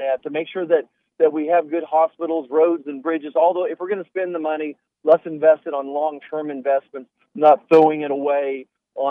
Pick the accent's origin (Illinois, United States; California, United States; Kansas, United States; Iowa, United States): Kansas, United States; Great Bend; I was born and raised in this oil patch. It's a big part of my hometown of Great Bend.